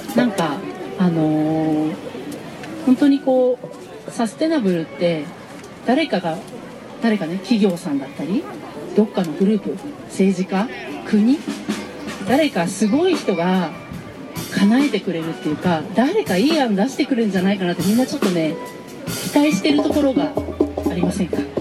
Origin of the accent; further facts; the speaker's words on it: Okazaki, Aichi, Japan; この地元岡崎で